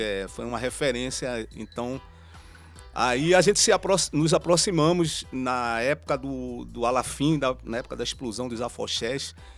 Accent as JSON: {"language": "Portuguese", "town": "Recife", "region": "Pernambuco", "country": "Brazil", "said": "Eu também sou da Mostardinha ali do, da rua João Trajano"}